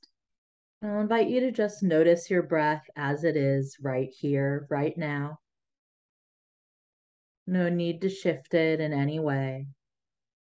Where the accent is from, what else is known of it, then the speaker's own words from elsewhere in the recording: United States; first language Tamil; English is a second language; My parents moved here right before they had me